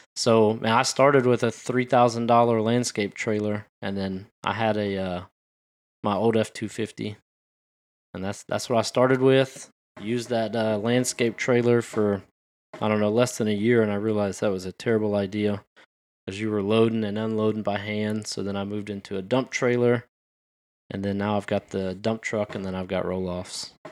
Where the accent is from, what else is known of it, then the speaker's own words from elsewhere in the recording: Pearland, Texas, United States; moved away as an adult; I grew up in Pearland